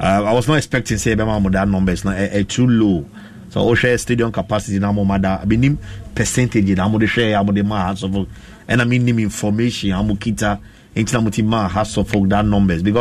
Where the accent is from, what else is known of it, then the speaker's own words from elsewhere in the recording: Ghana; I'm a Ghanaian.